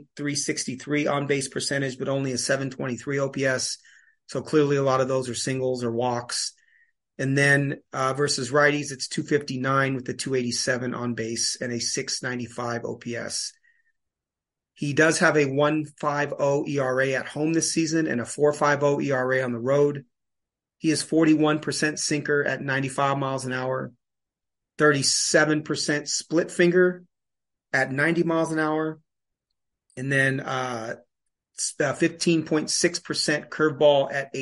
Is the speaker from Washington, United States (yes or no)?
yes; Seattle, Washington, United States; now in Walla Walla, United States; Seattle was my hometown. It's where I grew up.